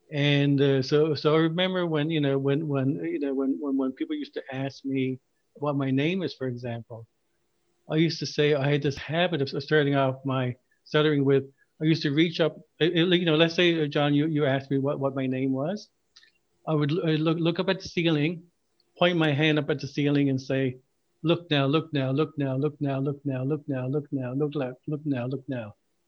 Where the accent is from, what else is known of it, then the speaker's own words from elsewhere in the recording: Ghana; also born or lived in Newfoundland, Canada; when I was growing up in Ghana, Newfoundland, and the various places we live, I was always stayed in the corner.